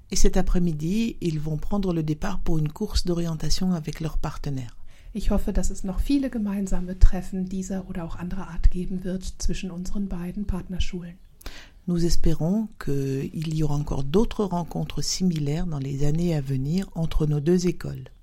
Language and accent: French; Mainz, Rhineland-Palatinate, Germany; French is a second language; j'ai 14 ans, je suis de Mayence. J'apprends le français depuis deux ans et demi.